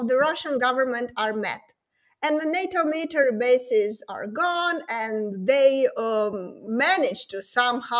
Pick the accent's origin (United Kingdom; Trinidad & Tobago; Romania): Romania